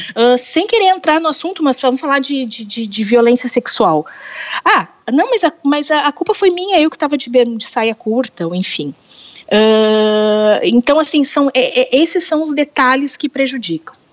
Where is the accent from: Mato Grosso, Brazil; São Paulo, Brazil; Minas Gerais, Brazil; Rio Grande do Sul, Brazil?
Rio Grande do Sul, Brazil; Porto Alegre; Eu sou de Porto Alegre, aqui do Rio Grande do Sul.